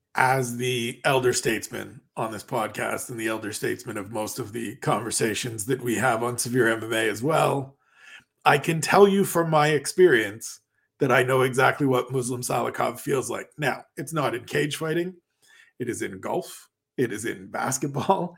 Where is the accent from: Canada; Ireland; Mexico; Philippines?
Canada; I am Canadian